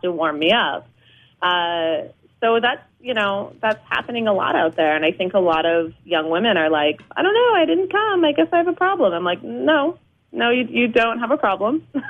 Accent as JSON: {"language": "English", "town": "New Orleans", "region": "Louisiana", "country": "United States", "also_born_or_lived": "New York", "moved": "yes", "lives_now": "Los Angeles, United States", "said": "I live here. Yeah, I'm from New Orleans"}